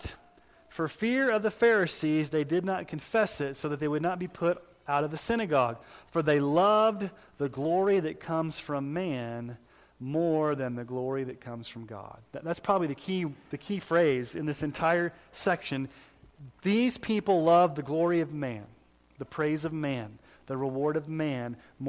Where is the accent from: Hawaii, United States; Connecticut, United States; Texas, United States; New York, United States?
Texas, United States; when I was growing up in Southern Baptist Church in Texas